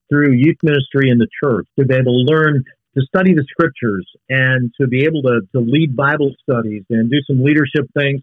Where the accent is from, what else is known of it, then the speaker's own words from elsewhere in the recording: Thief River Falls, Minnesota, United States; I actually grew up in a small town in far northwest Minnesota. My hometown is Thief River Falls.